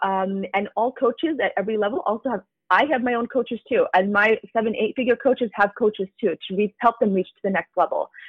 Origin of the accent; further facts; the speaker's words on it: United States; I'm Asian American